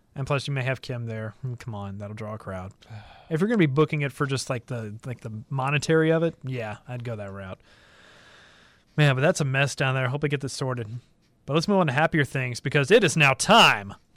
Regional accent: Middle Tennessee, United States; we're from, we're from Middle Tennessee

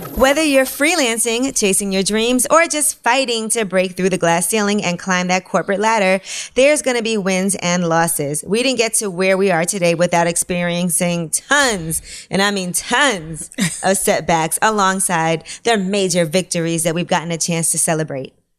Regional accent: New York City, New York, United States; I'm from Brooklyn

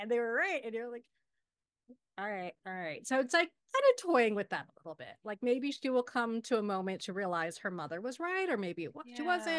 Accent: United States; As a Pakistani growing up here, we call ourselves the ABCDs, right? American Born Confused Desi.

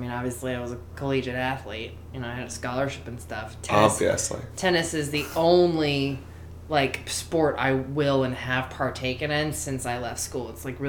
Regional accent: Baltimore, Maryland, United States; moved away as an adult; also born or lived in Washington, D.C. / New York / Prescott, Arizona; now in Los Angeles, United States; I'm from Baltimore, everyone's negative.

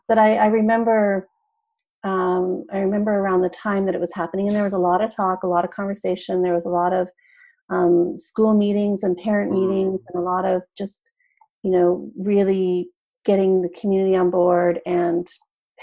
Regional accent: Canada; moved away as an adult; also born or lived in British Columbia; now in California, United States; I'm Canadian and I'm originally from Canada. So even though I live here in California, I lived in Canada for the first 30 odd years of my life

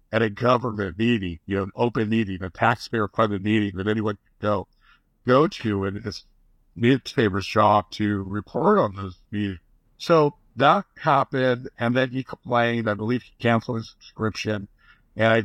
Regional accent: Goleta, California, United States; I grew up in Goleta, right next to Isla Vista.

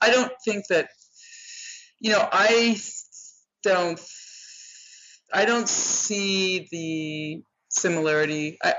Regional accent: Sacramento, California, United States; born there; where she is from is also where I am from. I was born

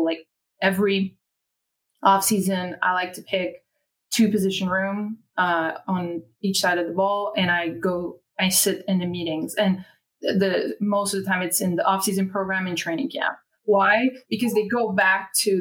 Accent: Quebec, Canada; accent: French Canadian; English is a second language; now in Philadelphia, United States; everyone knows I am French Canadian because they hear it as soon as I start speaking.

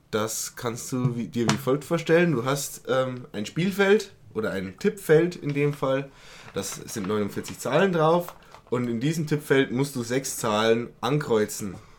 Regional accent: Berching, Bavaria, Germany; da wo ich herkomme aus Berching

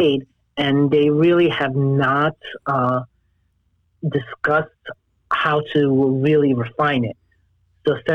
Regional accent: Jersey City, New Jersey, United States; moved away as an adult; also born or lived in New York / Los Angeles; So I was born and raised in Jersey City, New Jersey

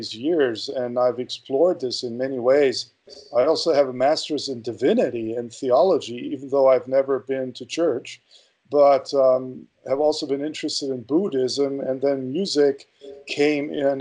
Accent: Berlin, Germany; moved away; I was born in West Berlin

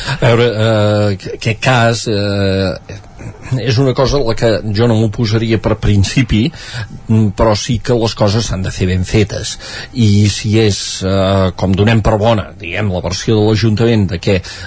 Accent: Sant Joan de les Abadesses, Catalonia, Spain; el meu poble, Sant Joan

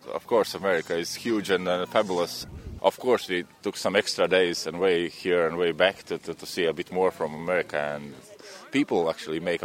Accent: Latvia; English is a second language; I came from Latvia

